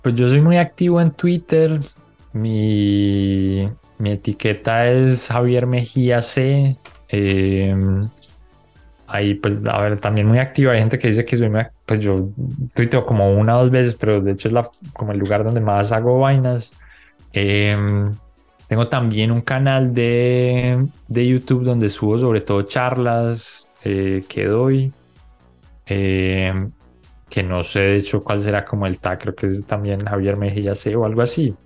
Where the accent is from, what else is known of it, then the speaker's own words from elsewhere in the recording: Colombia; moved away; also born or lived in Bogotá; yo crecí en Colombia